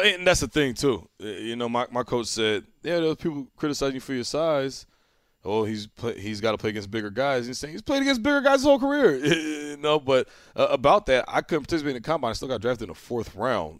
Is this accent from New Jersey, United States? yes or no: yes; New Jersey, United States; I'm from Jersey